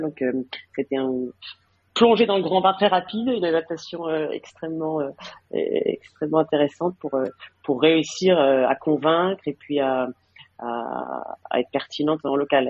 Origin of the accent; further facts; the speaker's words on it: France; moved away as an adult; now in Madrid, Spain; mon mari est, français comme moi